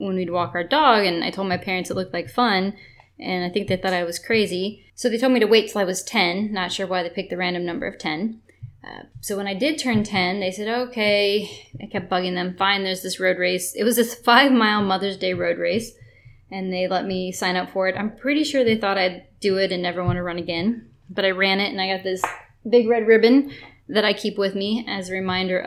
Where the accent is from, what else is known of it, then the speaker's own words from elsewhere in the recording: Indiana, United States; moved away as an adult; also born or lived in Oregon / Connecticut / Arkansas; now in Atlanta, United States; I'm originally from Indiana, but I'm loving Atlanta